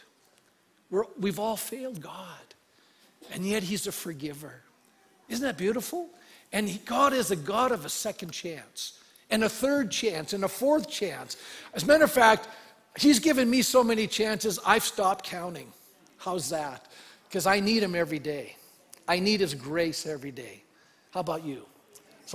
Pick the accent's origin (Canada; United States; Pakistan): Canada; being a Canadian